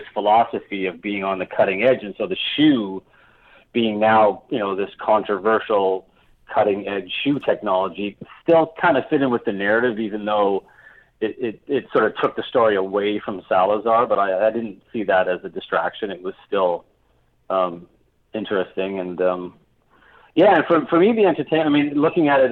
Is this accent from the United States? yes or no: no; Hamilton, Ontario, Canada; I grew up in Hamilton